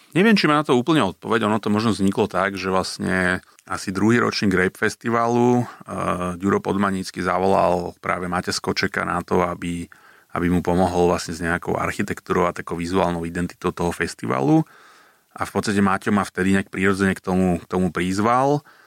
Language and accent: Slovak; Bratislava, Bratislava Region, Slovakia; ja ako Bratislavčan